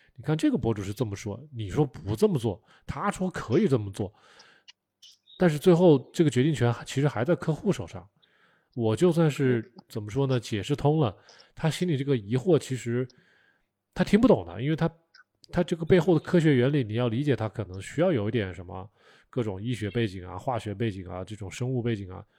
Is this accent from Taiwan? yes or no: no; China; 我们可能作为中国人嘛，从小都是被 被训斥大的，被，被吓大的